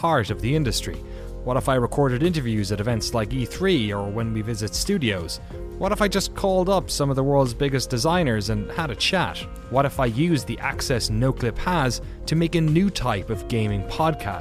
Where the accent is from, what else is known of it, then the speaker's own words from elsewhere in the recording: Ireland; now in Maryland, United States; I'm Irish, 32 years old, married